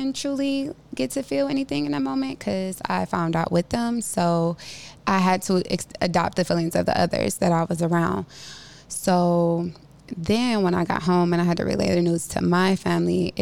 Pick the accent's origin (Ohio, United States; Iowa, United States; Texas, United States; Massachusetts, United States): Ohio, United States; Cleveland; Growing up in Cleveland in elementary and middle school, I experienced a very strict environment.